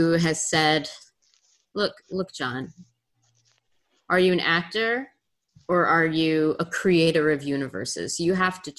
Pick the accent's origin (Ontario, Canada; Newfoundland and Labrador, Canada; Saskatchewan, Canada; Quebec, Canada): Quebec, Canada; Montreal; moved away; I'm from the West Island myself.